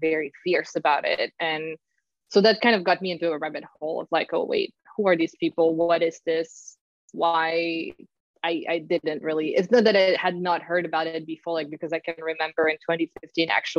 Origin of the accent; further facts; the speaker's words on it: Paris, Île-de-France, France; moved away; I'm from Paris